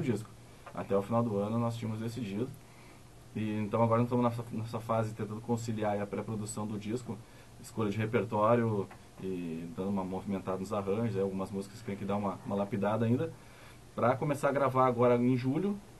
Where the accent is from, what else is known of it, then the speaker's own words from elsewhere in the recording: Novo Hamburgo, Rio Grande do Sul, Brazil; Os quatro integrantes da banda, nós nascemos em Novo Hamburgo